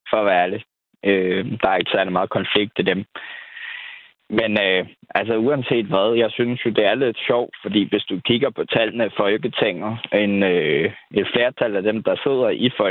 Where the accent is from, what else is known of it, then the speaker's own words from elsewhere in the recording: Copenhagen, Capital Region of Denmark, Denmark; now in Nyborg, Denmark; Nej, jeg er, øh, jeg er fraflytter fra København.